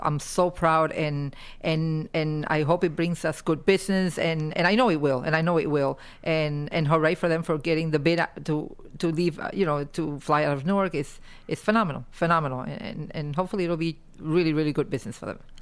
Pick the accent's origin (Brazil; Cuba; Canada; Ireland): Cuba; born or raised there; now in United States